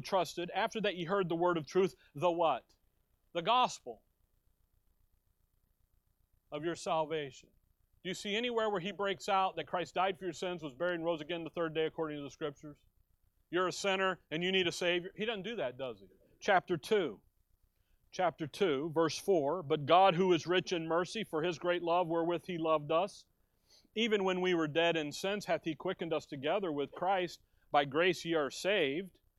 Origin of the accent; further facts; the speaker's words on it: Chicago, Illinois, United States; now in Tempe, United States; growing up in Chicago, there was a day even in Chicago when we went to high school with a gun in the back window